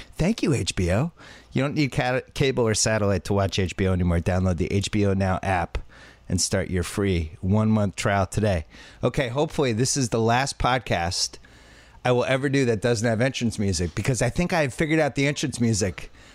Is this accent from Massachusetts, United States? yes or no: yes; Boston, Massachusetts, United States; now in Los Angeles, United States; I'm from Boston